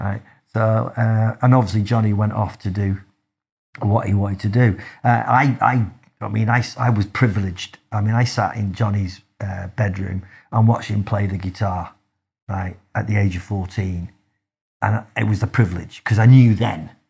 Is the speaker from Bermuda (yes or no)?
no; Manchester, North West England, United Kingdom; I grew up in, in Manchester